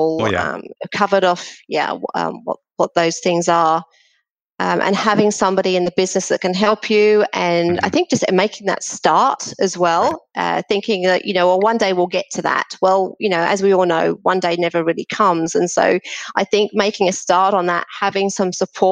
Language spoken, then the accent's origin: English; Australia; I'm from Australia